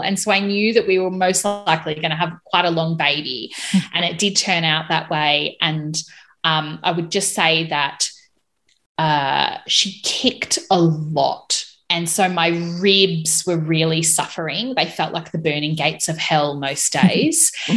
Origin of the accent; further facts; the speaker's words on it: Melbourne, Victoria, Australia; moved away as an adult; now in Hobart, Australia; I'm currently living in Hobart, Tasmania. I was originally from Melbourne